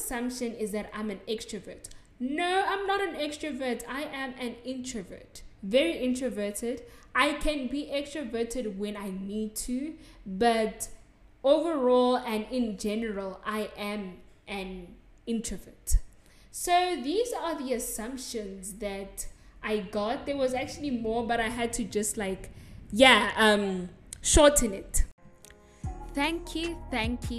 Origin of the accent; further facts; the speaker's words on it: South Africa; accent: South African; So, yeah, no, I'm not from England. I'm from South Africa. And I am South African. I sound South African